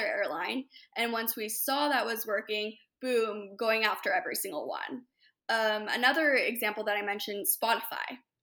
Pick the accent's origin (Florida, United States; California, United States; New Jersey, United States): California, United States; Hermosa Beach; also born or lived in upstate New York; I'm born and raised in Hermosa Beach. So L A native